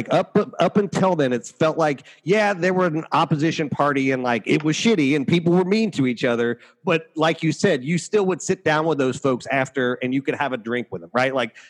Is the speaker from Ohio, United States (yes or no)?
yes; Ohio, United States; I'm from Ohio